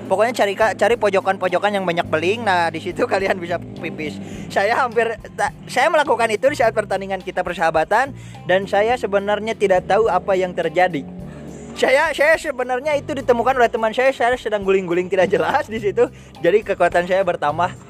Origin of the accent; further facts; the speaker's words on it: Sumedang, West Java, Indonesia; saya ini asli dari Sumedang ya kota ini saya lahir di sini.